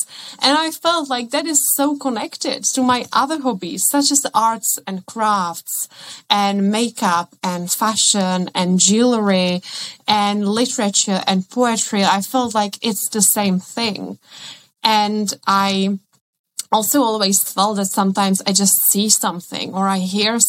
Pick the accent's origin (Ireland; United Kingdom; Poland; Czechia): Czechia; first language Czech; English is a second language; moved away; I come from the Czech Republic and I studied at Prague